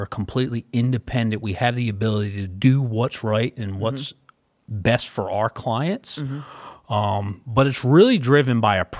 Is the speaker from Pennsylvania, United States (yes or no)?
yes; Philadelphia, Pennsylvania, United States; moved away as an adult; I usually get New York, but I am originally from Philadelphia. My wife and I, Jacqueline, moved down here about 4 years ago. So we've been in the area for about 4 years.